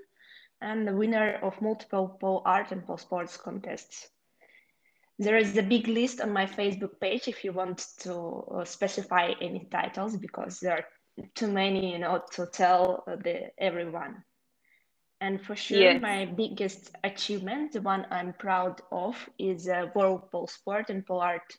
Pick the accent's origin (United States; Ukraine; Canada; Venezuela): Ukraine; English is a second language; also born or lived in Kyiv; I'm from Ukraine and currently I live in Kiev